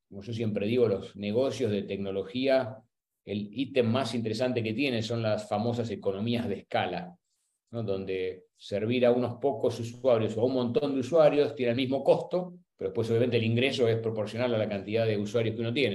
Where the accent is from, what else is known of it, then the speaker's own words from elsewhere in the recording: Buenos Aires, Argentina; soy argentino, nací y crecí en, en Buenos Aires